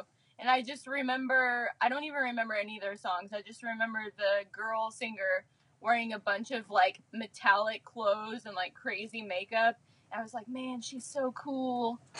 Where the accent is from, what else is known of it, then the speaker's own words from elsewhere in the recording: Champaign, Illinois, United States; Yeah, I'm actually from Champaign